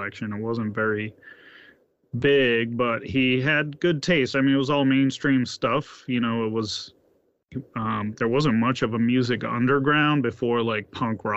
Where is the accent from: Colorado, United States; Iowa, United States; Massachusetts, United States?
Massachusetts, United States; Boston; also born or lived in Washington State; I grew up in Massachusetts and in the Boston area, and I've lived here most of my life